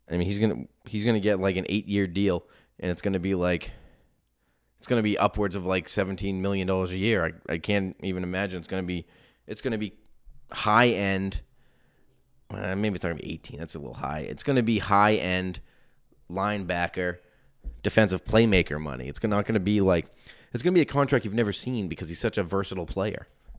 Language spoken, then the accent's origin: English; Chicago, Illinois, United States; No, thank you. I'm from Chicago.